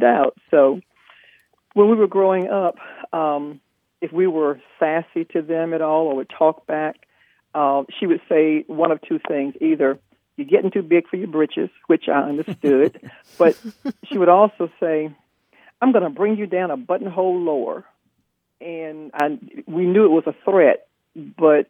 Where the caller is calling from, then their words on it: Wilmington, North Carolina, United States; I'm calling from Wilmington, North Carolina